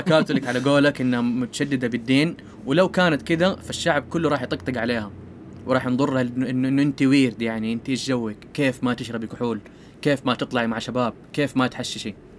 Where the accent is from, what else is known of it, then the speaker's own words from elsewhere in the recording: Saudi Arabia; عندنا في السعودية